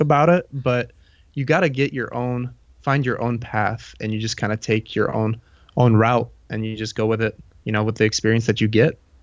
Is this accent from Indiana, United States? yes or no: yes; Indiana, United States; I was born in Indiana and I've lived here my whole life